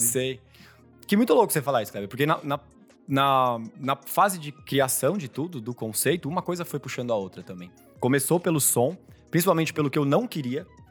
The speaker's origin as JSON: {"language": "Portuguese", "region": "São Paulo", "country": "Brazil", "tie": "born or raised there", "said": "Eu nasci em São Paulo, fui criado aqui."}